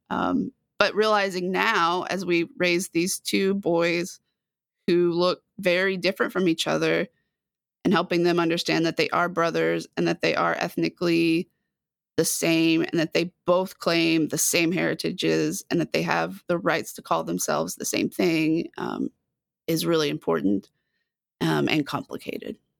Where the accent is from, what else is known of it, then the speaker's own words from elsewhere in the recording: Dallas, Texas, United States; now in Waco, United States; I'm from the Dallas area originally, grew up in a suburb just north of Dallas